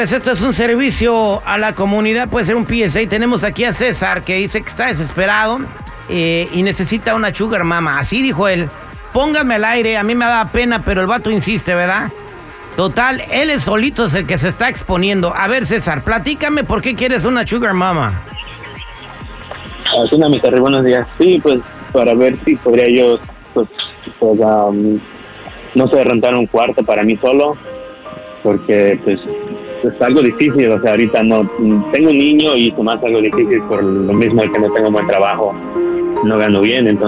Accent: State of Mexico, Mexico; Del Estado de México. Del Estado de México.

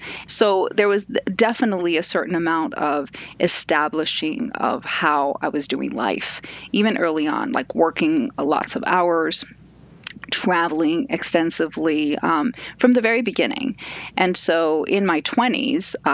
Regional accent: a suburb of Los Angeles, California, United States; also born or lived in Buenos Aires, Argentina; I grew up in a suburb of Los Angeles.

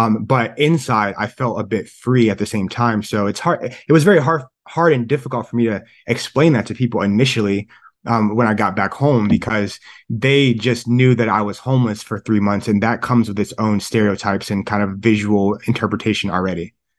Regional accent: Columbus, Ohio, United States; also born or lived in San Francisco / Michigan / Davidson College; I'm from Columbus, Ohio, and it's like, it's freezing here

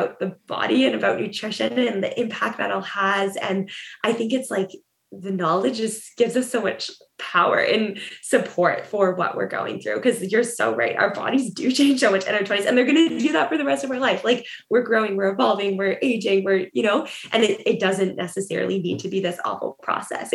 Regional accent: Ontario, Canada; moved away as an adult; now in Vancouver, Canada; I grew up in Ontario

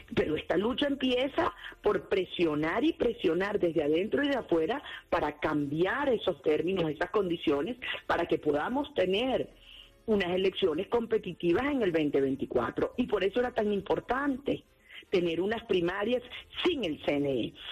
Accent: Venezuela; como venezolana

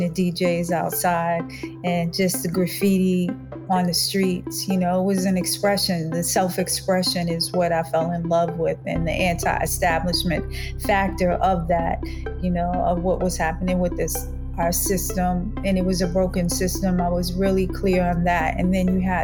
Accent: New York, United States; born or raised there; also born or lived in Los Angeles, California / Boston, Massachusetts

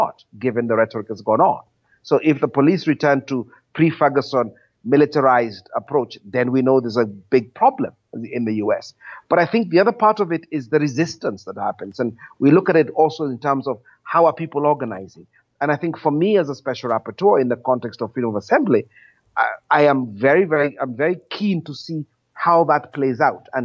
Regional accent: Kenya; I was born after independence in Kenya

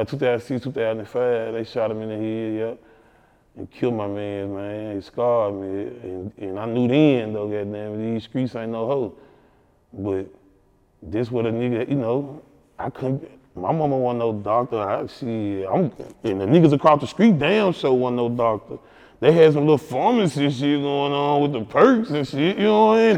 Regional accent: Memphis, Tennessee, United States; I'm from North Memphis

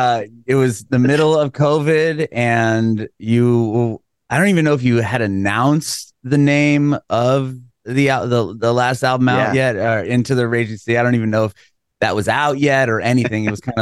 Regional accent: San Diego, California, United States; moved away as an adult; also born or lived in Poway, California; now in Nashville, United States; I'm from San Diego. I recently moved to Nashville, but I was born and raised in San Diego.

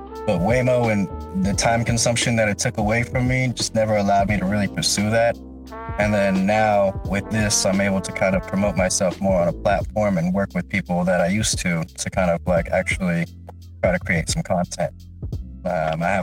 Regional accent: Philippines; I'm Filipino

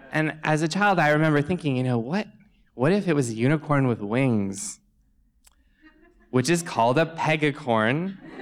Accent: Southern Ontario, Canada; I grew up in Southern Ontario in Canada.

